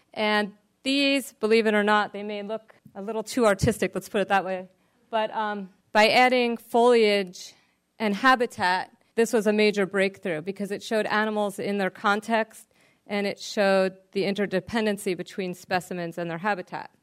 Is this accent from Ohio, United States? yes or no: no; New Jersey, United States; I'm from New Jersey, a very urban part of the world